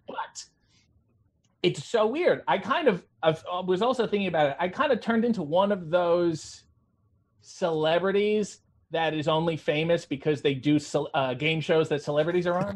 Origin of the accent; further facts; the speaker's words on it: Canada; I played hockey as most Canadian children did